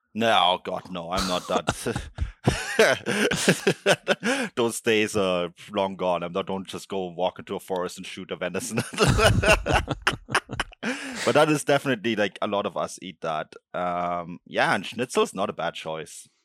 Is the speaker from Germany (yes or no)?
yes; Munich, Bavaria, Germany; moved away; also born or lived in Berchtesgaden; I grew up in Munich, but a lot of my family lives on the border to Austria in, uh, in Berchtesgaden